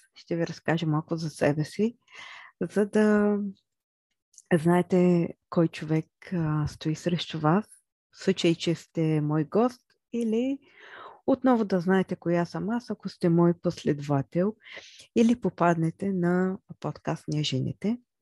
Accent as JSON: {"language": "Bulgarian", "town": "Chirpan", "region": "Stara Zagora Province", "country": "Bulgaria", "tie": "born or raised there", "said": "аз съм родена в Стара Загора, но израснах в град Черпан"}